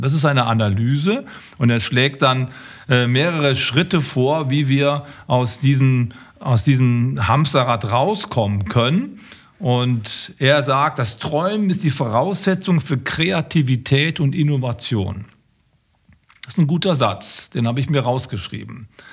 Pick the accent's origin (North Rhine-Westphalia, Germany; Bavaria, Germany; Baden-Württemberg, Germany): North Rhine-Westphalia, Germany; Düsseldorf; als Düsseldorfer